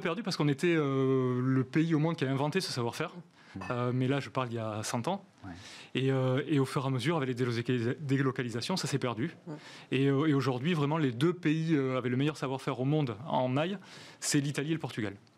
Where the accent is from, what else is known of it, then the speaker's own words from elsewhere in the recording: Gers, Occitania, France; moi je suis du Gers